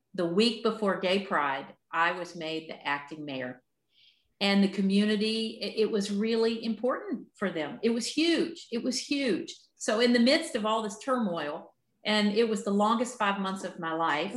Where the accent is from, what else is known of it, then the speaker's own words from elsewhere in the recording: Appalachia, United States; growing up in Appalachia